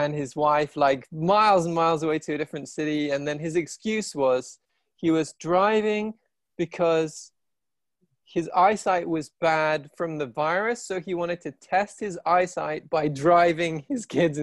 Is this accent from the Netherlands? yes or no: no; England, United Kingdom; moved away as an adult; also born or lived in India / Asia; now in London, United Kingdom; I'm half Irish, but I grew up here